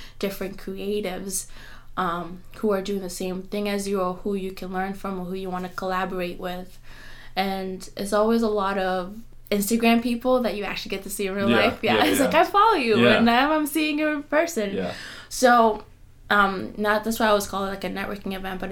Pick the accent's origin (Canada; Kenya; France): Kenya; being a Kenyan is not very common for your parents to support you if you're not a nurse or a doctor